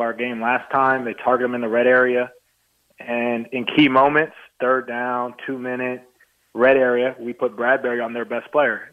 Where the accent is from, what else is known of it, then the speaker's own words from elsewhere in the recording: New Jersey, United States; I'm from Jersey